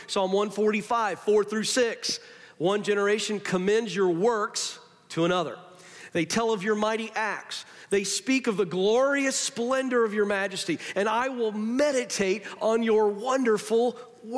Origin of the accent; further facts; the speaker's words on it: the South, United States; I'm from the South, born and raised in the South.